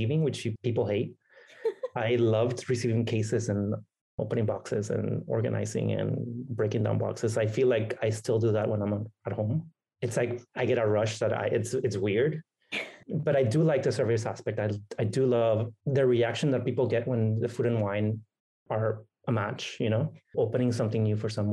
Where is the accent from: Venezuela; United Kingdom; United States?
Venezuela; first language Spanish; English is a second language; moved away; I grew up in a Latin country with a mixed family. My dad is Venezuelan. My mom is Hungarian.